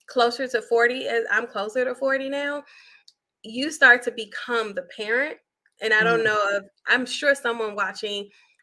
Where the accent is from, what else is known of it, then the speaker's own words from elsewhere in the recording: Chicago, Illinois, United States; moved away; I grew up on the South Side, 79th Street